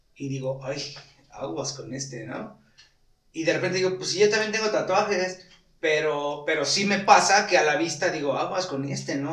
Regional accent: Morelos, Mexico; como mexicano como morelense

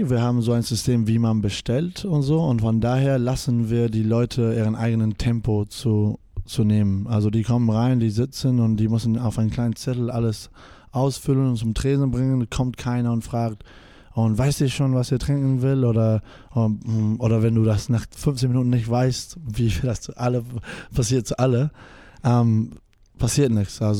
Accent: Spain; German is a second language; also born or lived in New Zealand; ja, ähm, ich bin in Neuseeland geboren. Meine Mutter kommt aus Neuseeland und mein Vater aus, ähm, aus Spanien

